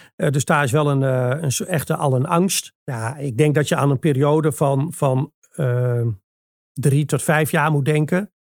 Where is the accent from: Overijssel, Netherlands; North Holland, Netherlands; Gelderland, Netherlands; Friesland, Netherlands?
Gelderland, Netherlands; Achterhoek; bij ons in de Achterhoek